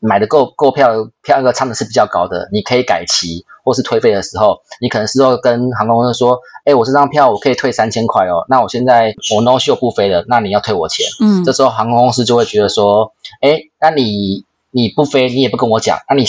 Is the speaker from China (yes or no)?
no; Taiwan; moved away; 我是台湾人嘛，我很久没有回台湾了，所以我可能想要去找安琪喝个咖啡